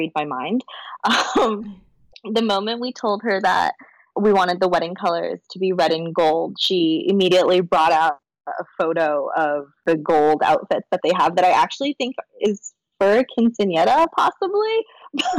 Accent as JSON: {"language": "English", "country": "United States", "said": "I'm Chinese American"}